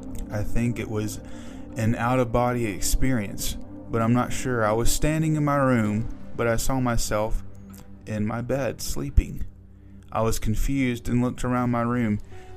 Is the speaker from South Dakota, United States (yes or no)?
no; New York, United States; This was a time when I was growing up in New York. We actually had a summer house in Cape Cod and spent every other weekend there if we could.